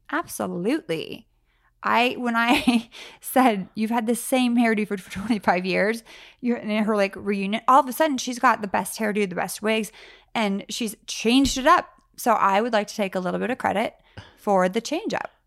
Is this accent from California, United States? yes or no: yes; Sacramento, California, United States; also born or lived in San Francisco; I grew up kind of, I was Sacramento, San Francisco